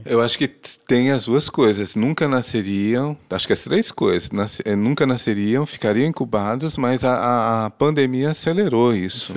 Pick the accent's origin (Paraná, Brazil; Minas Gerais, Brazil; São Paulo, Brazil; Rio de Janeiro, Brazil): Paraná, Brazil; Londrina; Nasci em Londrina, estudei em Londrina, casei em Londrina